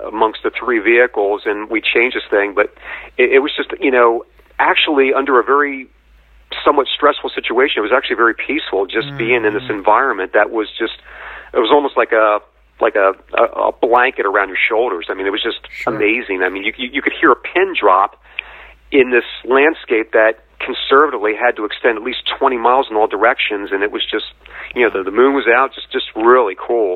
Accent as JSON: {"language": "English", "region": "New Jersey", "country": "United States", "said": "being from New Jersey"}